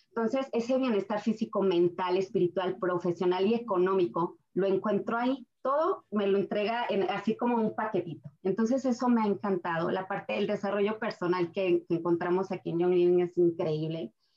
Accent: Aguascalientes, Mexico; moved away as an adult; now in Colorado, United States; Soy de Aguascalientes, México. Tengo nueve años en Estados Unidos

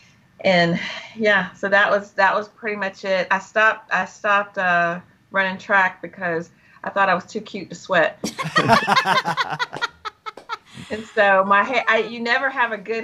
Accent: Malden, South Carolina, United States; from Malden, South Carolina

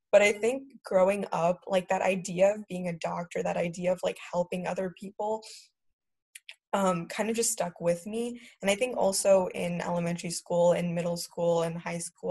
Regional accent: United States; growing up in America

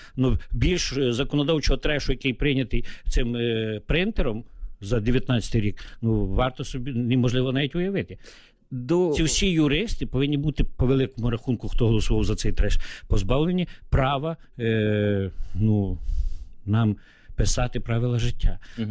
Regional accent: Bukovina, Chernivtsi Oblast, Ukraine; moved away as an adult; now in Kyiv, Ukraine; Я уроджений гуцул, тобто це українець, який відносить віднесений до народності.

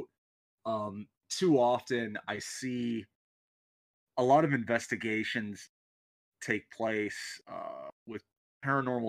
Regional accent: Southern California, United States; Growing up in Southern California

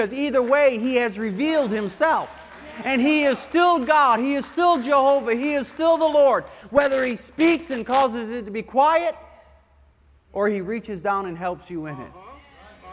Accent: Michigan, United States; When I was a kid, I grew up in Michigan on the Great Lakes

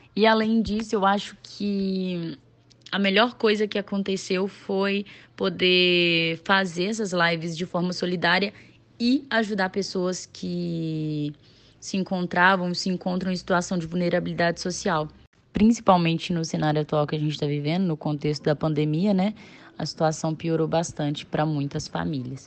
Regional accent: Nova Lima, Minas Gerais, Brazil; moved away as an adult; now in Juiz de Fora, Brazil; sou nascida e criada em Nova Lima, Minas Gerais

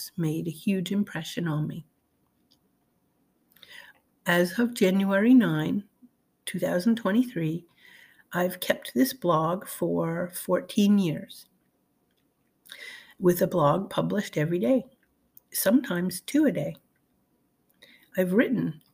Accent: the North, United States; I was raised in the North and was unfamiliar with Southern gospel

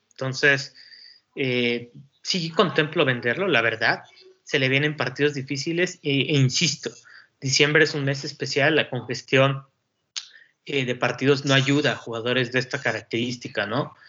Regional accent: Mexico; los que somos mexicanos

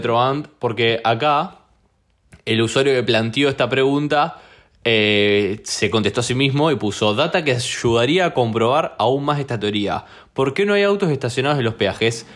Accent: Rosario, Santa Fe, Argentina

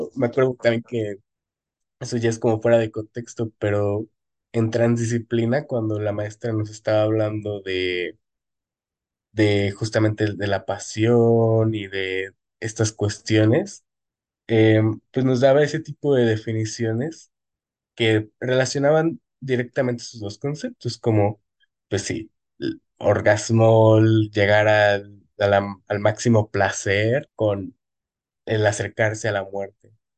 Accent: Mexico; es parte de nuestra cultura

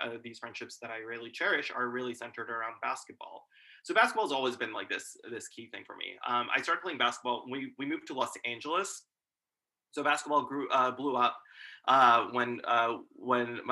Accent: Pakistan; now in United States; So I was born in Pakistan

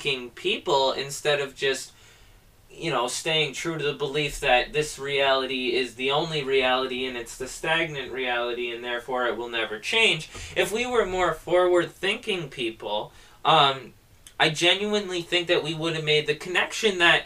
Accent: United States; our day-to-day life as an American

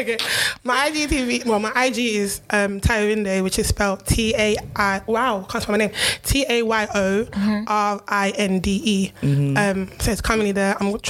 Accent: London, United Kingdom; also born or lived in Nigeria; I'm from London. Mm-hmm. Originally Nigeria.

